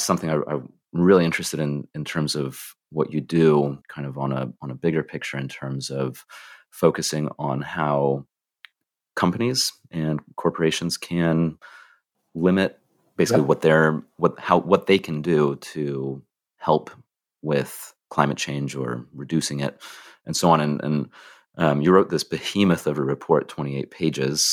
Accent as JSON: {"language": "English", "country": "United States", "accent": "American", "said": "my American accent"}